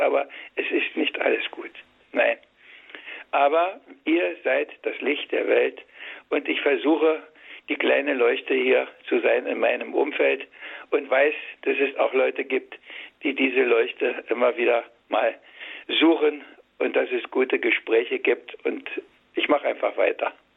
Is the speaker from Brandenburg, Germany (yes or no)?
yes; Brandenburg, Germany; Ich bin ein Urbrandenburger. Nur meine, meine Eltern sind von woanders